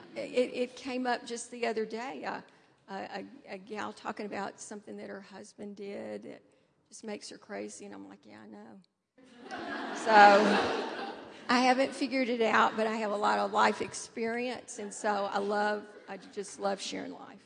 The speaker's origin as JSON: {"language": "English", "town": "Nashville", "region": "Tennessee", "country": "United States", "tie": "born or raised there", "also_born_or_lived": "Indianapolis, Indiana / Naperville, Illinois", "moved": "yes", "lives_now": "Denver, United States", "said": "I grew up in Nashville, Tennessee"}